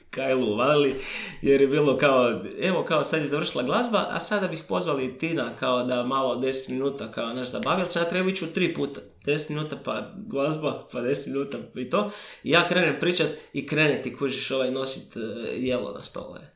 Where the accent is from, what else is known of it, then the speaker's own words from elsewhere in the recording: Croatia; kod nas u Hrvatskoj